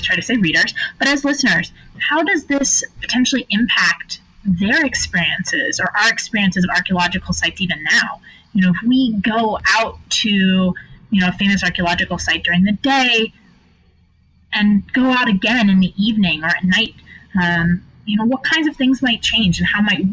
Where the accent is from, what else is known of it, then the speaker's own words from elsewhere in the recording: Phoenix, Arizona, United States; I'm from Phoenix, and we have flood irrigation still for households